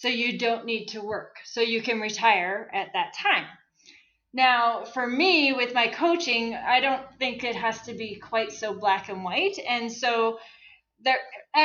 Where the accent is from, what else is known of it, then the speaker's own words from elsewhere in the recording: Saskatchewan, Canada; moved away as an adult; now in Calgary, Canada; So I grew up in Saskatchewan. I moved to Calgary